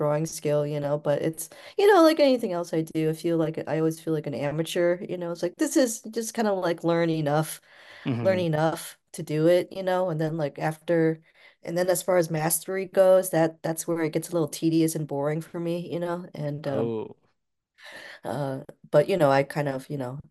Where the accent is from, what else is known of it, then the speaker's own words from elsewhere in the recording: Cleveland, Ohio, United States; also born or lived in Pulau Bidong, Malaysia; I was from Cleveland